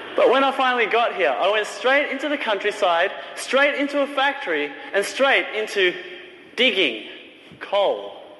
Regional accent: Australia; moved away as an adult; also born or lived in China; I was a little Chinese boy growing up in Australia

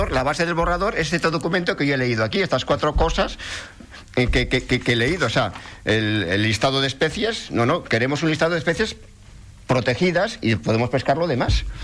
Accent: Spain; Y para un español, que todos somos españoles, pues es, me voy de vacaciones a Benidorm

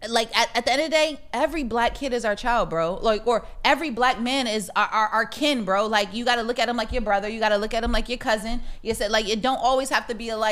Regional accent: Connecticut, United States; Somebody asked me where I was from when I was in Arizona. I was like, I'm from Connecticut.

